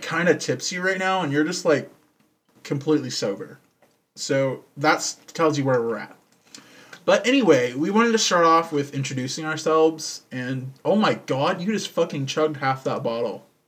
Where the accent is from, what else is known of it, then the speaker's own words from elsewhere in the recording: Texas, United States; I'm from Texas. I was born here, and sadly still live here.